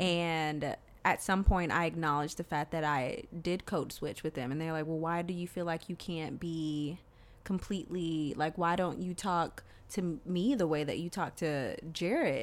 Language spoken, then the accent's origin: English; the South, United States; moved away; also born or lived in the North (US) / Rhode Island; I grew up in the South